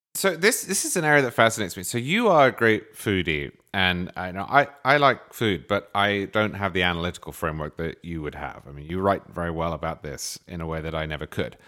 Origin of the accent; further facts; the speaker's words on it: England, United Kingdom; I'm an English stereotype